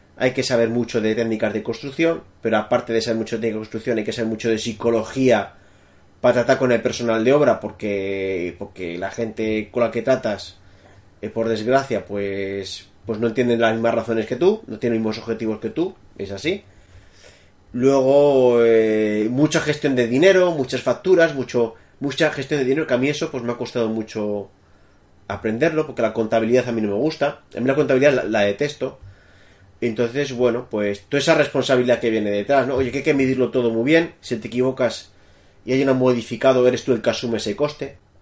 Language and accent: Spanish; Madrid, Community of Madrid, Spain; moved away as an adult; now in France; soy nacido en Madrid